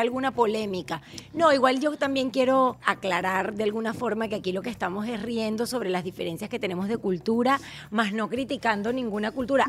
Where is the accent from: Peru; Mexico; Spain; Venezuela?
Venezuela; now in United States